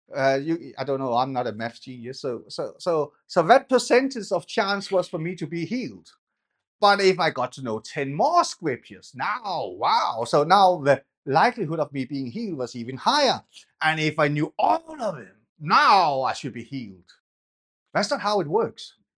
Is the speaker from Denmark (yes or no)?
yes; Denmark; now in England; when I grew up in Denmark, I was a dwarf